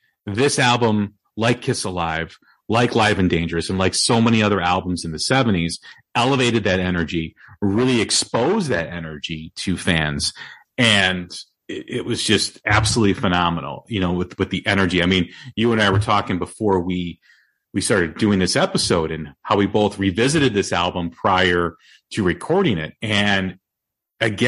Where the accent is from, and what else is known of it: Chicago, Illinois, United States; born or raised there